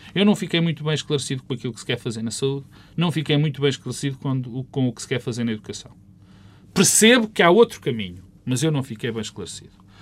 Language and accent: Portuguese; Portugal